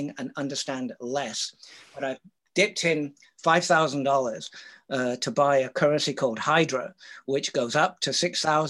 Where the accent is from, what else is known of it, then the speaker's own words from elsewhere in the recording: Canada; I'm from Canada.